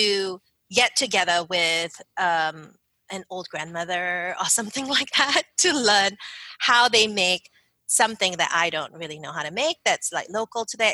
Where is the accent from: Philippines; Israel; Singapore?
Singapore; moved away as an adult; also born or lived in Philadelphia, United States; now in United States; I grew up in Singapore